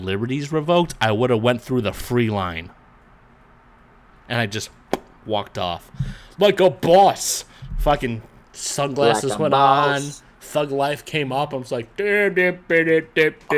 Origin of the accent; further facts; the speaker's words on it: East Coast, United States; moved away; I was born on the East Coast